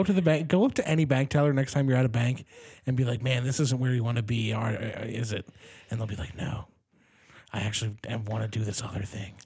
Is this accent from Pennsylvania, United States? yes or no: yes; Delaware County, Pennsylvania, United States; I grew up in Delco